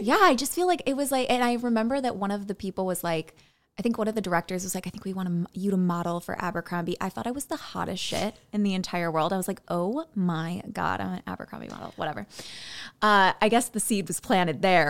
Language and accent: English; Buffalo Grove, Illinois, United States; moved away as an adult; now in Los Angeles, United States; I'm from Buffalo Grove, Illinois, uh, home of the cornfields